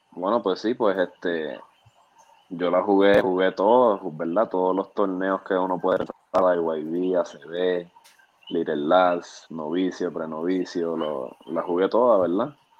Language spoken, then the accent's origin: Spanish; Puerto Rico; also born or lived in San Juan, Puerto Rico / Caguas, Puerto Rico; nací en, San Juan, este, me crié en Maguabo